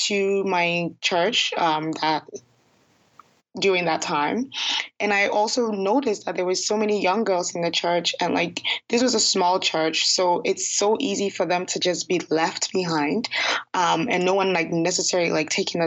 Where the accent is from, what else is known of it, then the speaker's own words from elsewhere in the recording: Ghana; now in Toronto, Canada; Ghana, which happens to be my home country